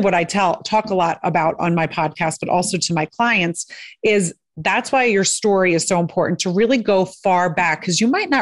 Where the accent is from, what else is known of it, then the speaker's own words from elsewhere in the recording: outside of Philadelphia, Pennsylvania, United States; I grew up outside of Philadelphia